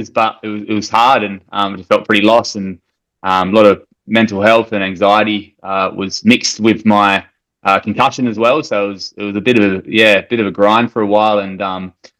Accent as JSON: {"language": "English", "town": "Perth", "region": "Western Australia", "country": "Australia", "moved": "as an adult", "lives_now": "Alice Springs, Australia", "said": "I'm originally from Perth, WA, and I moved over here just over a year and a half ago"}